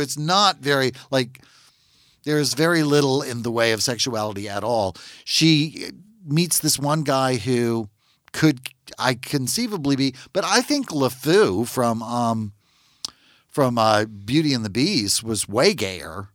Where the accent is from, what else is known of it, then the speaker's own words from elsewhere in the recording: Natchitoches, Louisiana, United States; I'm from Natchitoches, Louisiana. It's a very small town